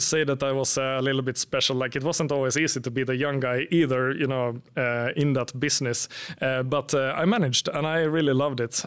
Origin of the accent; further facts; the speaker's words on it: Finland; moved away as an adult; now in Sweden; I'm from Finland, but I've lived in Sweden for about ten years